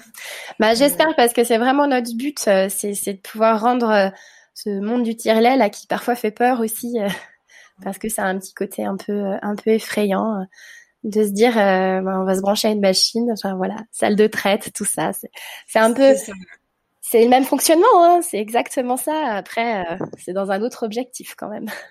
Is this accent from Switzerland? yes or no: no; France; comme chez nous en France